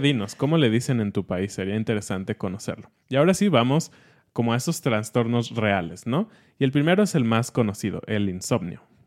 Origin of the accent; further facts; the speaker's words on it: Mexico City, Mexico; estamos como programados como chilangos